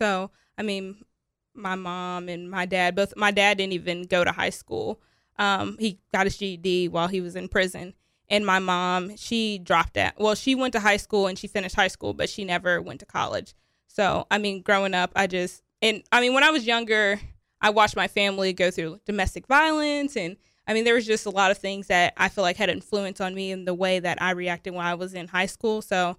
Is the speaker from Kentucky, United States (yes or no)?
yes; Covington, Kentucky, United States; also born or lived in Chicago, Illinois; Yeah, a lot of moving around. Mostly in Kentucky, though. I was born in Chicago, Illinois. But my mom, when I was younger, we moved to Kentucky. So I lived in Covington, Kentucky, Hebron, Erlanger.